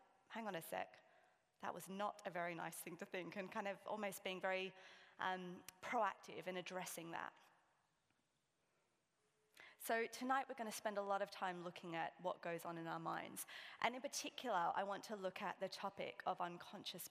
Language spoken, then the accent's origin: English; Sydney, New South Wales, Australia; I'm from Sydney.